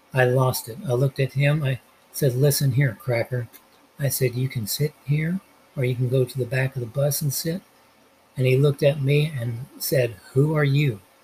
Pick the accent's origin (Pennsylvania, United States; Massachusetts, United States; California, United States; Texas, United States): California, United States; Los Angeles; I'm from Los Angeles, the city of angels. When I was 10 years old, me and my grandmother got on the bus in downtown